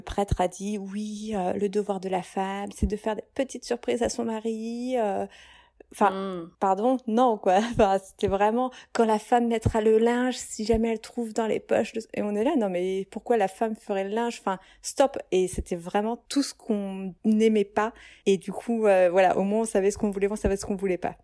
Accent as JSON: {"language": "French", "town": "Reims", "region": "Grand Est", "country": "France", "said": "je viens de Reims"}